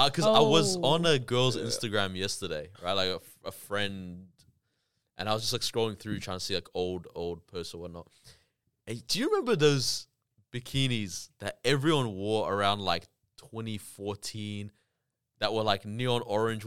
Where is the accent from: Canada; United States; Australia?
Canada; I grew up in Canada. My parents are Ethiopian.